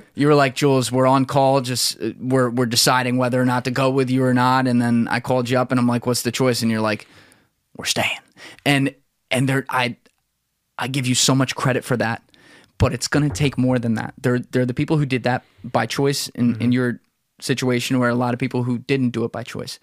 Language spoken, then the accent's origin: English; New Jersey, United States; moved away as an adult; also born or lived in New York; We're both from South Jersey. Grew up around Philly in Philly all the time